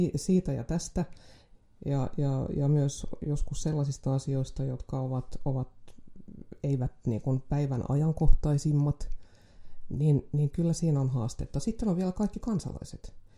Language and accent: Finnish; Jakobstad, Ostrobothnia, Finland; olen syntynyt Pietarsaaressa